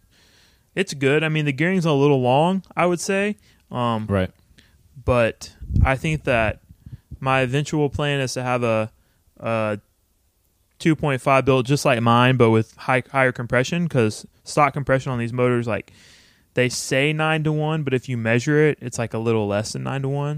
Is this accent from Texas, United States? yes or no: yes; Texas, United States; also born or lived in Austin, Texas; my hometown, which it's registered in still